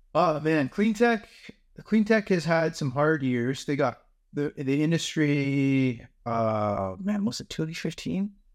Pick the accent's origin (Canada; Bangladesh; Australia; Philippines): Canada; being Canadian